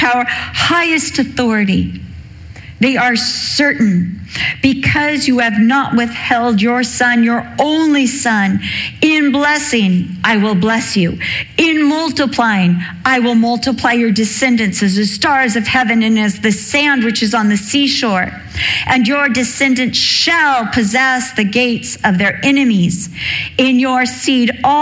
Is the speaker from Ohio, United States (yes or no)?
no; Newport Beach, California, United States; I was raised in Newport Beach. I went to Newport Heights Elementary with all the rich kids